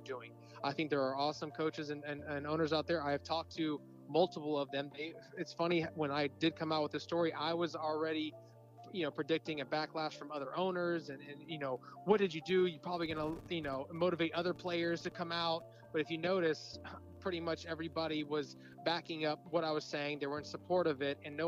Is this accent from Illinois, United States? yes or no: no; Orlando, Florida, United States; I played for my hometown professional team